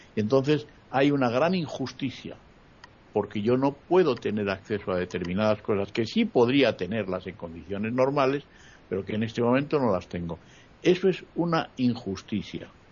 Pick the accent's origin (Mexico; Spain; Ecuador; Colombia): Spain; now in Madrid, Spain; en mi país, por ejemplo, en el Parlamento hay 20 partidos políticos